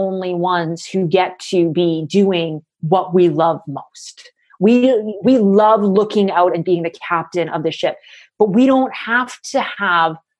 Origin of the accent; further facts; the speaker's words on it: Canada; I'm a Canadian